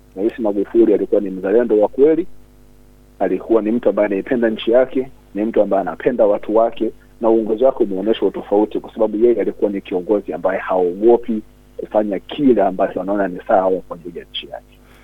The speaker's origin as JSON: {"language": "Swahili", "country": "Tanzania", "moved": "yes", "said": "sisi kama Watanzania"}